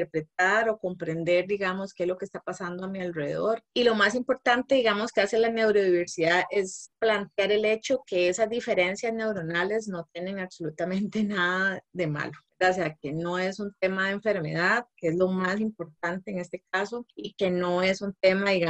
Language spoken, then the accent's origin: Spanish; Guanacaste, Costa Rica; moved away as an adult; also born or lived in San José; now in Moravia, Costa Rica; yo soy de Guanacaste, ¿verdad? Que me vine hace años para San José desde la universidad. Entonces ya estoy pasando el límite más bien de ser más josefina que guanacasteca.